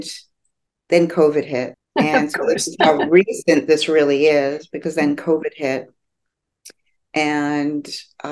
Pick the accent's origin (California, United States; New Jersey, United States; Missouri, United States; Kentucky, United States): New Jersey, United States; also born or lived in New York; I grew up in New Jersey